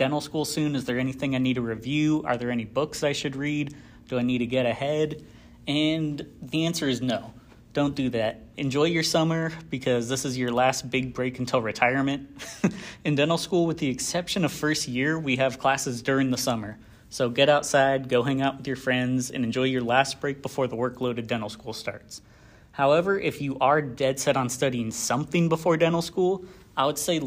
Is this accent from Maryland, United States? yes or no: no; Oceanside, California, United States; moved away as an adult; now in Glendale, United States; Originally, I'm from Oceanside, California